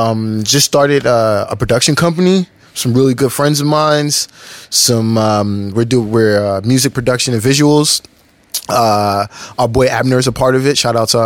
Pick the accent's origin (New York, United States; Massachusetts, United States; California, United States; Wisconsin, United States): New York, United States; moved away as an adult; now in Los Angeles, United States; From New York. Born and raised in New York. Moved out here